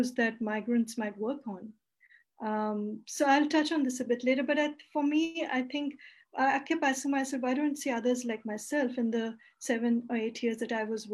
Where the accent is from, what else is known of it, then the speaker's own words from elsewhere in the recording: India; moved away as an adult; now in Australia; I come from India